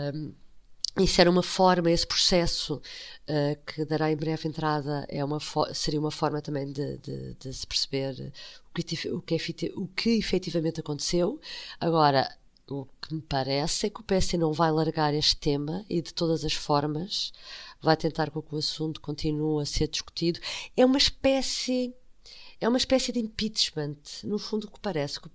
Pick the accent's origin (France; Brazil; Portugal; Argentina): Portugal; eu, como portuguesa